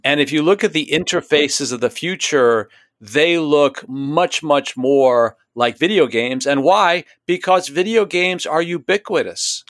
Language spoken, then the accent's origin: English; New York City, New York, United States; When I was a kid growing up in New York City